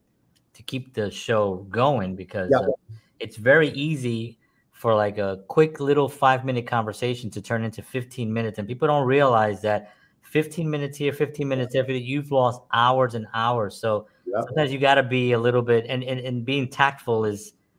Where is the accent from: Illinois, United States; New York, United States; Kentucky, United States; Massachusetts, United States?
New York, United States; now in Nashville, United States; I'm from New York, so I had a Metro card and I took the subway for a minute.